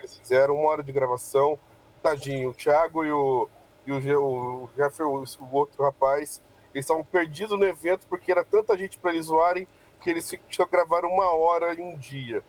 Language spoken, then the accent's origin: Portuguese; Campo Mourão, Paraná, Brazil; E nós somos paranaenses, nós somos de Campo Mourão, é, nós não somos pessoas vindo de fora trazendo nada, nós somos daqui mesmo